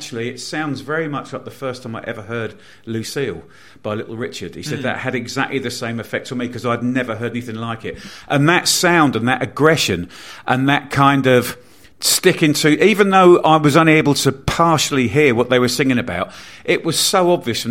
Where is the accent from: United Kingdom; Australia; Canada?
United Kingdom; Bournemouth, South West England; I grew up in Bournemouth in a very white, very middle class sort of town, village